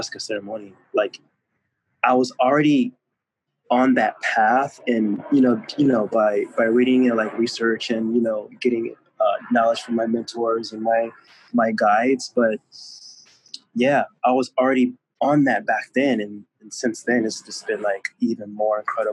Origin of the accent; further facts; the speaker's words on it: California, United States; also born or lived in Akron, Ohio; Raised in California, born in Akron, Ohio, but here where I reside for now